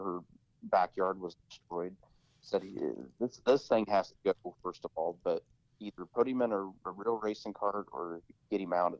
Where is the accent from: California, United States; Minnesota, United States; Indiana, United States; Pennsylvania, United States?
Indiana, United States; Columbus; I grew up in a small town in southern Indiana, so I grew up in Columbus, Indiana